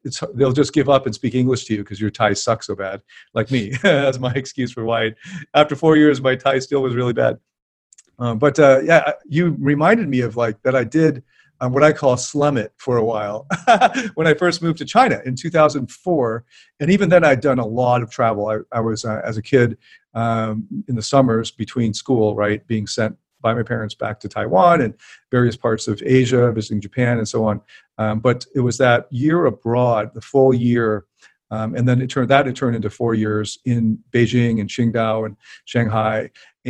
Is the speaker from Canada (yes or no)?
yes; Canada; I'm Canadian